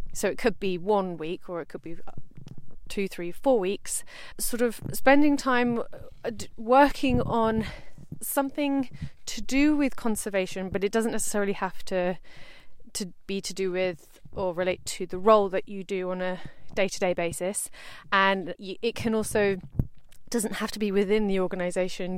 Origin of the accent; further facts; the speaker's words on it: South East England, United Kingdom; I'm from the uh, the south coast and I live in Brighton